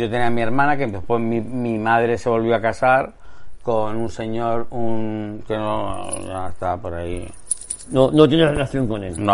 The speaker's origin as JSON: {"language": "Spanish", "town": "Marbella", "region": "Andalusia", "country": "Spain", "tie": "born there", "said": "mi padre egipcio, mi madre belga, mis abuelos catalanes, mi abuela gallega, y yo nací en Marbella."}